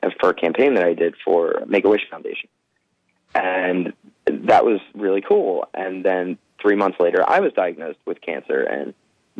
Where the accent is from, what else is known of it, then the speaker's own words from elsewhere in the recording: Philadelphia, Pennsylvania, United States; moved away; also born or lived in Los Angeles; I'm from Philadelphia